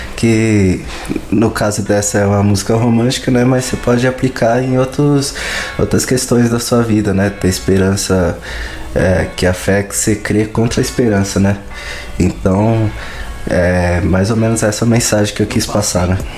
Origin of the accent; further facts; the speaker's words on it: Santo André, São Paulo, Brazil; sou aqui de Santo André, né? São Paulo.